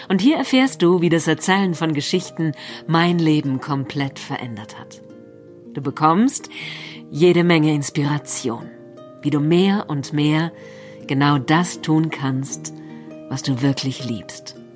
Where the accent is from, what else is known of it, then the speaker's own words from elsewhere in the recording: Berlin, Germany; Und dann haben wir so geschaut in die City, in Berlin, wo ich aufgewachsen bin.